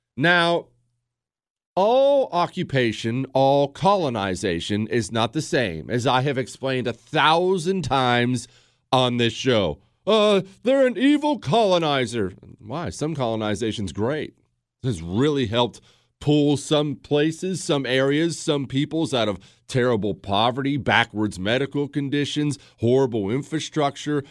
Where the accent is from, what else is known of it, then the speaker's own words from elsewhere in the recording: United States; I'm rabidly American, patriotic